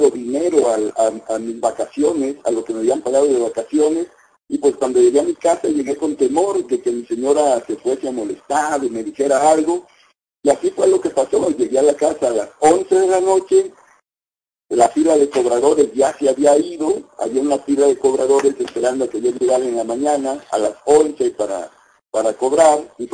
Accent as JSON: {"language": "Spanish", "town": "La Cayuca", "region": "Veracruz", "country": "Mexico", "tie": "born there", "said": "en la refinería Lázaro Cárdenas de Minatitlán, Veracruz, a una hora de donde yo nací, en la Cayuca."}